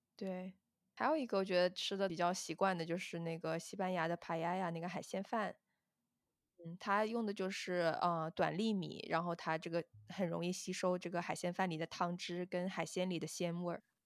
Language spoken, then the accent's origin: Chinese; southern China, China; moved away as an adult; 我作为一个南方人